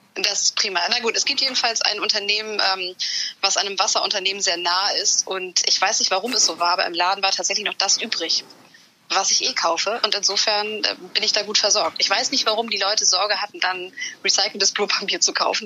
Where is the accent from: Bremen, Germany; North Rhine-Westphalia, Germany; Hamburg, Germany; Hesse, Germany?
Hamburg, Germany; ich Hamburgerin bin